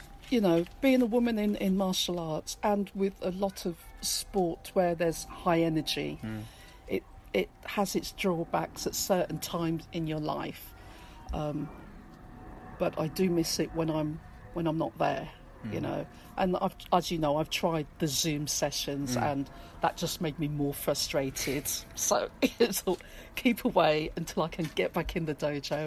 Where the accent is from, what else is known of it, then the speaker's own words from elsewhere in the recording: Peterborough, East of England, United Kingdom; moved away; also born or lived in Guildford; I grew up in a multi-racial town, Peterborough